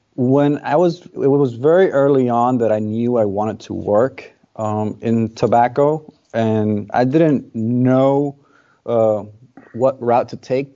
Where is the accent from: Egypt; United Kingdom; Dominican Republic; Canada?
Dominican Republic; Born and raised in the Dominican Republic.